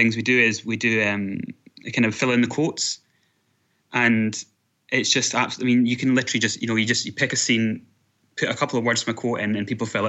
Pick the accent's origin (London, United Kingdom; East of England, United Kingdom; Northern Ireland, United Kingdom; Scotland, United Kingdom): Scotland, United Kingdom; I am from Scotland.